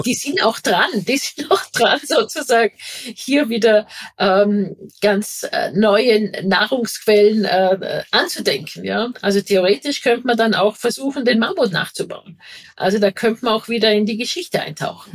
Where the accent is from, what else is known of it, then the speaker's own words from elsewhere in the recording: Vorarlberg, Austria; now in Vienna, Austria; ich bin eine Vorarlbergerin, da sind es wirklich die Täler, das ist dann regional. Und jetzt bin ich eine Wahlwienerin